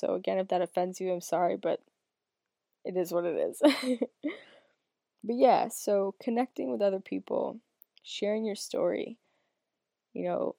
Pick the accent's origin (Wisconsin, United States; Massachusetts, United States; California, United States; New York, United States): Massachusetts, United States; I'm 25 years old. I'm from Northern Massachusetts, the United States.